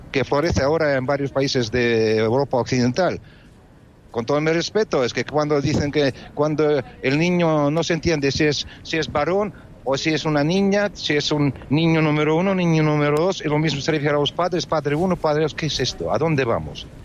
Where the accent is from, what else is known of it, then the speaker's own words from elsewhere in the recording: Russia; yo siendo ruso